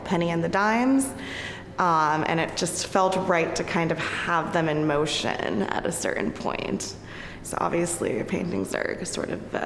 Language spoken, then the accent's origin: English; New Jersey, United States; also born or lived in Manhattan, New York; I was born in Manhattan, but I was raised in New Jersey